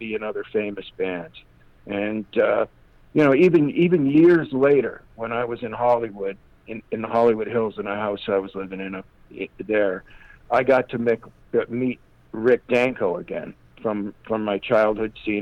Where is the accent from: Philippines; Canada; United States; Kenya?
Canada; Toronto, Ontario; also born or lived in Winnipeg; I was born in Winnipeg, but they took me to Toronto when I was a baby, so I was raised in Toronto.